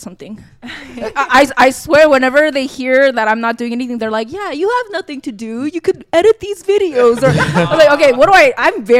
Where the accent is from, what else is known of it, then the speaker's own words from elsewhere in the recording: Los Angeles, California, United States; I grew up